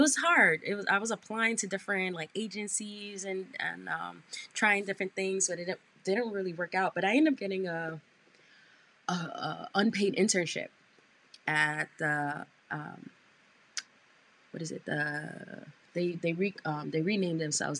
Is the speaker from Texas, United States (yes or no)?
no; New York City, New York, United States; born and raised in Brooklyn, New York